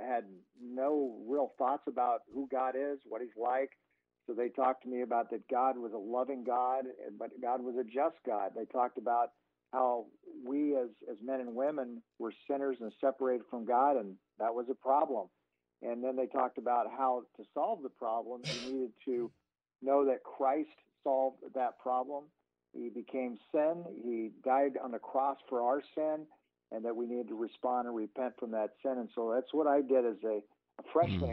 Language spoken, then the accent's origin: English; Lincoln, Nebraska, United States; my whole life growing up in Lincoln